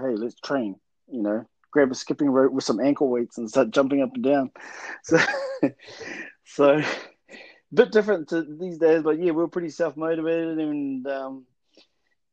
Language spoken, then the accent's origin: English; Hastings, Hawke's Bay, New Zealand; I'm actually from Korongata or Bridgepa, Hastings, and resided in Hastings growing up